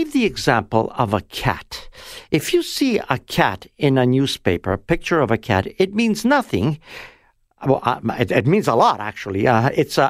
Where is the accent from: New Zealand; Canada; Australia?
Canada; Toronto, Ontario; born or raised there; also born or lived in Italy